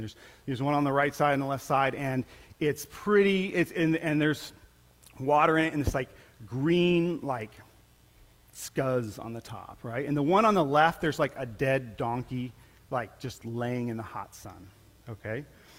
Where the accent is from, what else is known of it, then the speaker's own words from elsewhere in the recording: Colombia; Many of you guys knew I grew up in Colombia, South America, and as a missionary kid, and it was a pretty amazing time in my life.